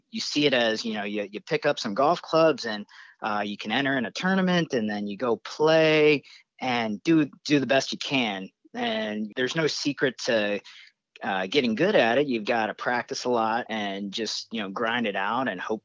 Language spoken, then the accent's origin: English; Cincinnati, Ohio, United States; moved away as an adult; now in Maui, United States; Cincinnati, Ohio, which is where I grew up.